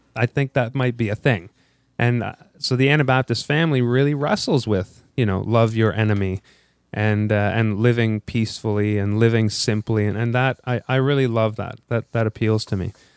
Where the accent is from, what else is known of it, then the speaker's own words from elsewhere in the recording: Ottawa, Ontario, Canada; moved away as an adult; also born or lived in Korea; now in Toronto, Canada; I'm from Ottawa. We moved to Toronto, my wife